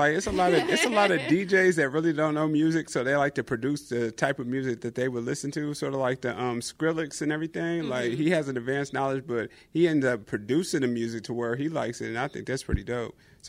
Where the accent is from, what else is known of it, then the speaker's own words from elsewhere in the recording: Evansville, Indiana, United States; moved away as an adult; Evansville, Indiana.